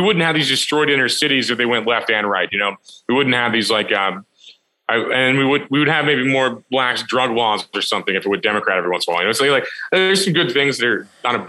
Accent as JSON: {"language": "English", "region": "Missouri", "country": "United States", "said": "I'm from Missouri."}